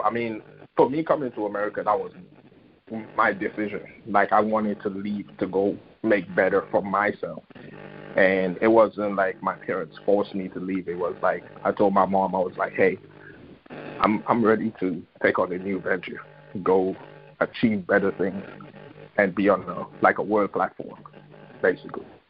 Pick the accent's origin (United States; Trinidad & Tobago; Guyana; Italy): Trinidad & Tobago; Bethel, Tobago; moved away as an adult; growing up in Bethel, uh, Trinidad, and Tobago, it's a small village.